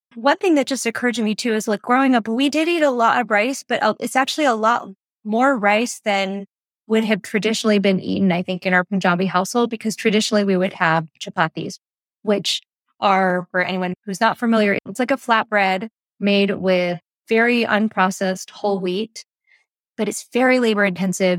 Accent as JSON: {"language": "English", "region": "New Jersey", "country": "United States", "tie": "born or raised there", "moved": "as an adult"}